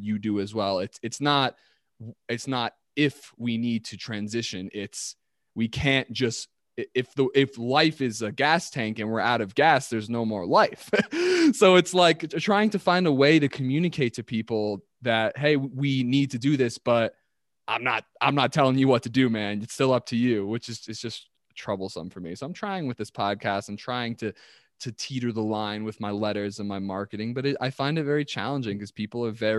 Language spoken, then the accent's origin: English; United States; as an American, and as Americans